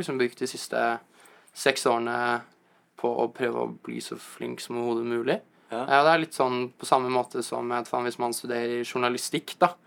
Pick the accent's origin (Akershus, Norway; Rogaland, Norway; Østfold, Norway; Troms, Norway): Akershus, Norway; Asker; moved away as an adult; now in New York, United States; Jeg er jo egentlig fra Asker